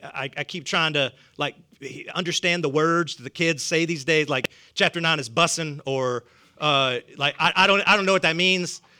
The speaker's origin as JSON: {"language": "English", "region": "the South", "country": "United States", "accent": "southern", "said": "my southern accent"}